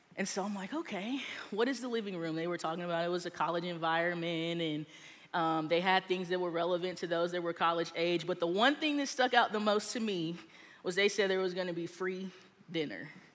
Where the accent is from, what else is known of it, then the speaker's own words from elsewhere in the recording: Texas, United States; now in Georgia, United States; I grew up in Texas and I went to Church of Christ